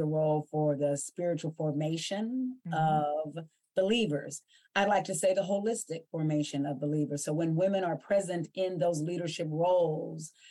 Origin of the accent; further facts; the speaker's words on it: Ohio Valley, United States; We grew up in Western Pennsylvania, Northern West Virginia, and Eastern Ohio. This is called the Ohio Valley or the tri-state area.